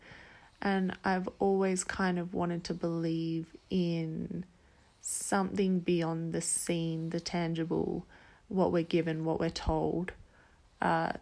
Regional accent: Perth, Western Australia, Australia; moved away as an adult; also born or lived in Yankalilla, South Australia; now in Central America; I'm from Australia, originally a small town in South Australia called Yankalilla. and I lived there for the first 10 years of my life, and then for the next 12 about, I lived in Perth

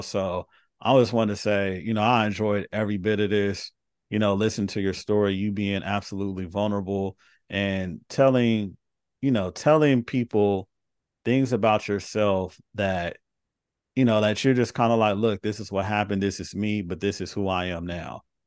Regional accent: Carson, California, United States; I grew up in the inner city in L A. So, I grew up in Carson and I'm with the school in South Central.

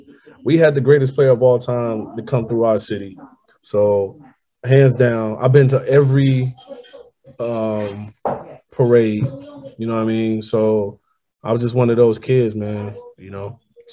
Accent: Chicago, Illinois, United States; I grew up in High Park.

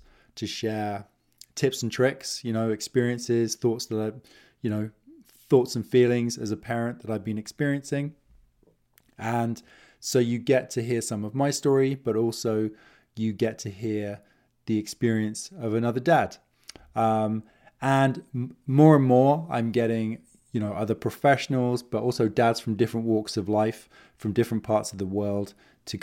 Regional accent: United Kingdom; now in Kootenay region, British Columbia, Canada; I'm an expat, originally from the UK. I'm British Canadian. I'm here in the Kootenay region of British Columbia

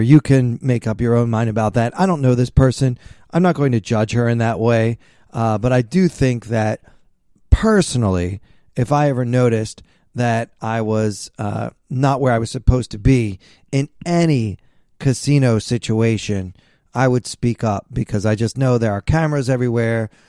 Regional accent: Maryland, United States; I'm from Maryland.

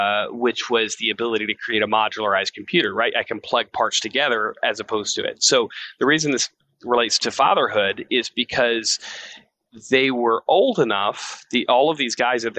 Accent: Half Moon, Arkansas, United States; I was born in Half Moon, Arkansas

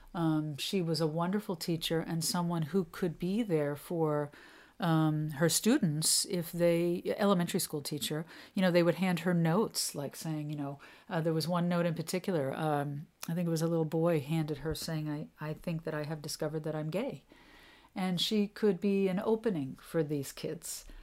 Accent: New York City, New York, United States; I grew up in New York City

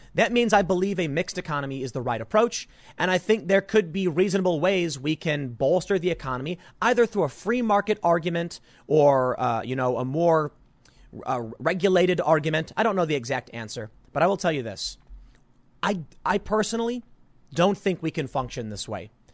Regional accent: United States; as the American taxpayer

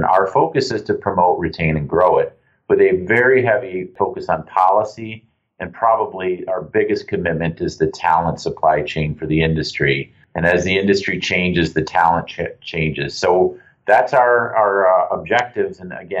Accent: Lake Superior, Northern Michigan, United States; also born or lived in Munich, Germany; I grew up on Lake Superior in the northern part of the state.

